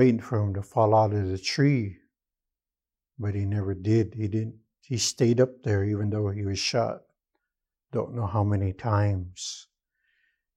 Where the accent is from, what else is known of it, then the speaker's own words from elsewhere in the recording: Lapwai, Idaho, United States; moved away as an adult; now in Peshastin, United States; I'm originally from Lapway. I grew up in Lapway, Idaho, and lived there most of my life